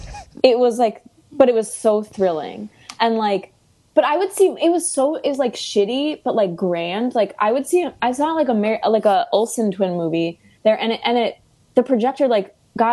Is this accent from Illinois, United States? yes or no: yes; Chicago, Illinois, United States; accent: Chicago; now in New York, United States; My Chicago accent has come out more.